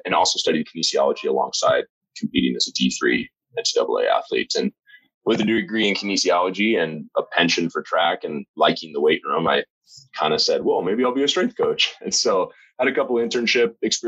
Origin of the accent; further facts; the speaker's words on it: Lincoln, Nebraska, United States; moved away; I'm from Lincoln, Nebraska originally.